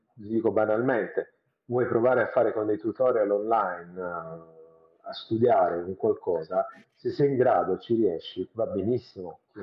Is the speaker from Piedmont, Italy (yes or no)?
no; Bari, Apulia, Italy; io sono di Bari, quindi non sono di Roma